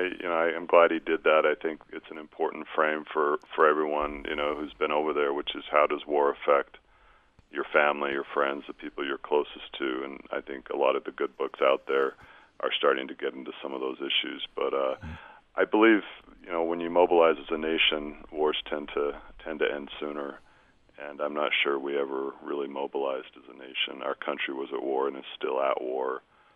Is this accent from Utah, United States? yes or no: yes; Utah, United States; moved away as an adult; I grew up in Utah County.